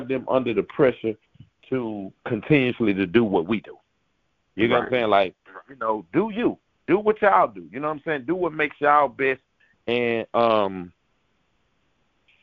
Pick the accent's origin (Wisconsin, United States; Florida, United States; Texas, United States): Texas, United States